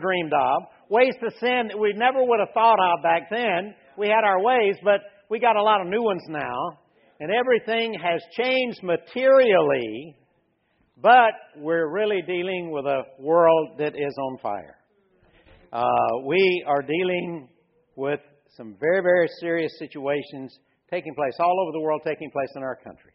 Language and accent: English; Louisiana, United States; I was raised in Louisiana.